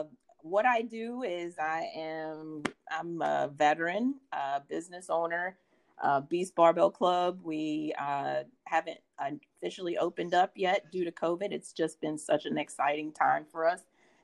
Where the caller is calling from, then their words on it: Newport News, Virginia, United States; I am calling from the Newport News side of the Hampton Roads area.